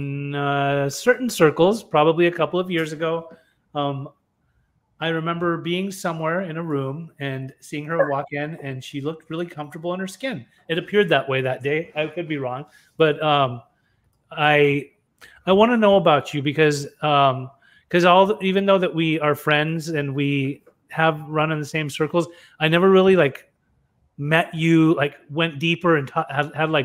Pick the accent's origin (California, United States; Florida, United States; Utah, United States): Utah, United States; I grew up in Utah as a brown boy.